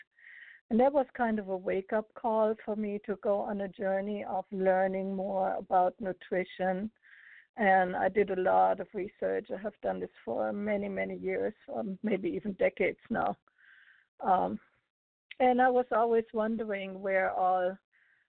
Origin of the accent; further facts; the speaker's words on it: Germany; now in United States; I'm originally from Germany.